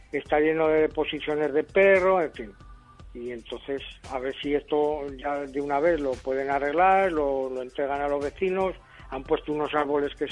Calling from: Zaragoza, Aragon, Spain; Bueno, yo soy llamo de Valdefierro

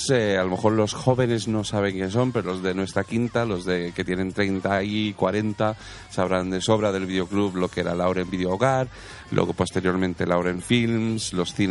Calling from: Tarragona, Catalonia, Spain; Hola, Oscar … de Tarragona y quería

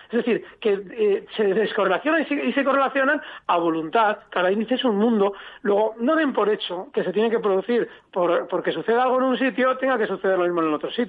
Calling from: Logroño, La Rioja, Spain; Hola, buenas … de Logroño.

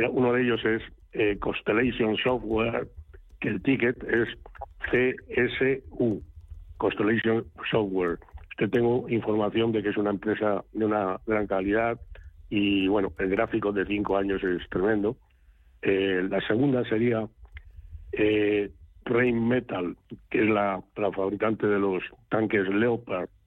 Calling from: Valencia, Valencian Community, Spain; Hola, buenos días … de Valencia.

